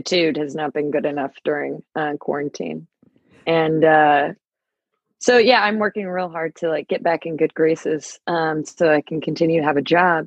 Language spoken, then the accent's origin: English; Georgia, United States; I'm from Georgia